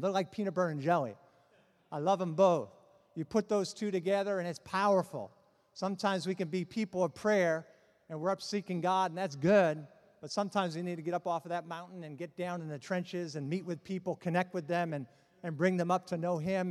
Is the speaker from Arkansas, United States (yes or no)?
no; Boston, Massachusetts, United States; I'm from Boston